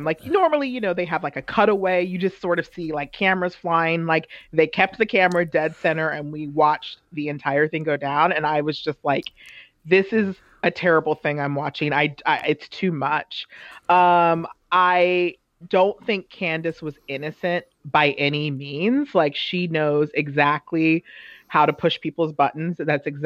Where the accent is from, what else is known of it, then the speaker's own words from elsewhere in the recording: DMV area, United States; also born or lived in Los Angeles; now in New York, United States; my hometown. I grew up in the DMV area